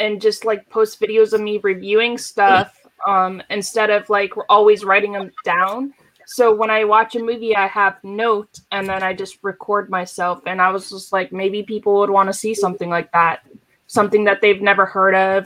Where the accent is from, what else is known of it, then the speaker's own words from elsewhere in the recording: Florida, United States; I grew up in Florida. I was born and raised in Florida